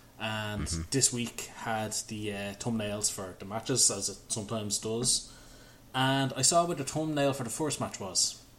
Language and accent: English; Ireland; We are Irish